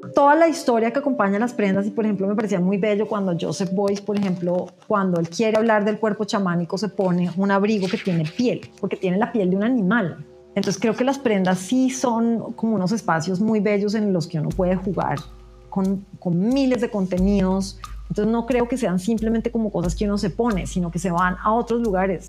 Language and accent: Spanish; Colombia; ser lo que yo soy en una sociedad como la colombiana